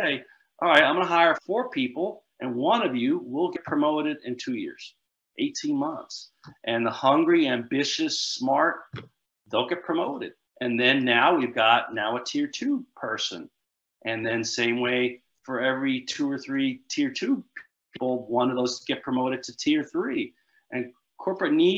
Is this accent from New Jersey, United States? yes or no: yes; New Jersey, United States; I'm from Jersey. We say guy.